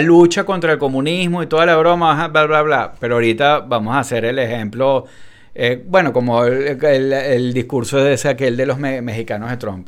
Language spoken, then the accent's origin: Spanish; Venezuela; now in United States; yo sigo diciendo que soy venezolano